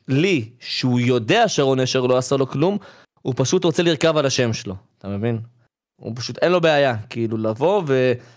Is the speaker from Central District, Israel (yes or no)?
yes; Ramla, Central District, Israel; אני עוד מרמלה